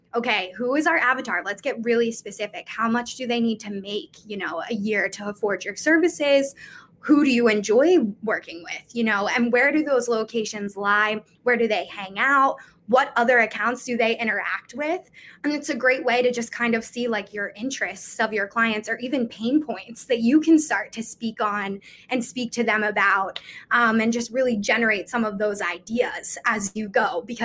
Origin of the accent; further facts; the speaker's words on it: Philadelphia, Pennsylvania, United States; I'm from Philadelphia